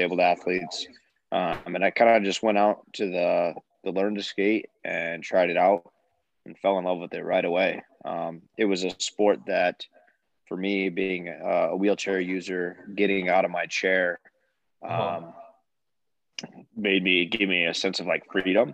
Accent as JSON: {"language": "English", "town": "Davenport", "region": "Iowa", "country": "United States", "tie": "born or raised there", "also_born_or_lived": "Chicago, Illinois", "said": "I currently live in Davenport, Iowa. So I was born and raised here"}